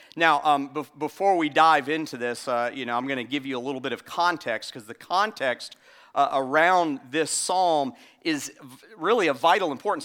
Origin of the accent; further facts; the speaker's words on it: Florida, United States; now in South Carolina, United States; I was born in Florida